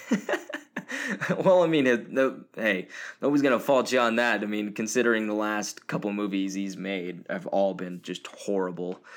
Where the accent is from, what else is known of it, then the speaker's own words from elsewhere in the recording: Portland, Oregon, United States; now in Billings, United States; I was born in Portland, Oregon